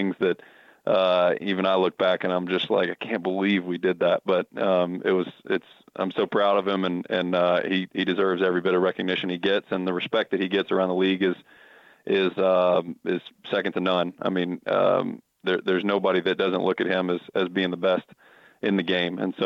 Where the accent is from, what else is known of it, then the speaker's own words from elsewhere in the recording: Memphis, Tennessee, United States; also born or lived in Knoxville, Tennessee; now in Nashville, United States; I grew up in Memphis and went to school in Knoxville